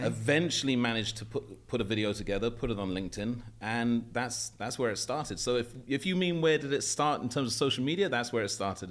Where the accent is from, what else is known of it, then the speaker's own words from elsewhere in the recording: London, United Kingdom; moved away as an adult; also born or lived in Morocco / Saudi Arabia; I grew up in London. I was born in Paddington, St Mary's Hospital